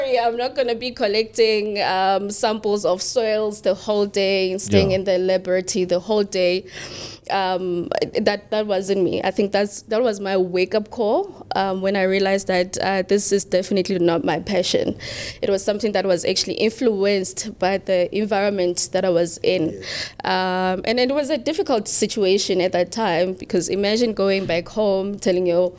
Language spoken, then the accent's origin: English; QwaQwa, Free State, South Africa; I was born and bred in Gwagwa, Free State. It's a very cold town.